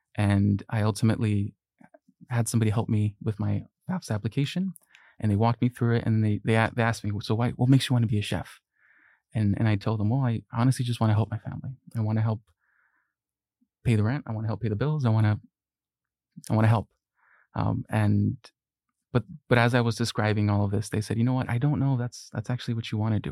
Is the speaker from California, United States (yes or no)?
yes; Long Beach, California, United States; English is a second language; also born or lived in Mexico; I was born in Mexico, and at the age of six, uh, my family and I immigrated here. uh, and specifically to Long Beach, California, which is where I, I've, I've grown up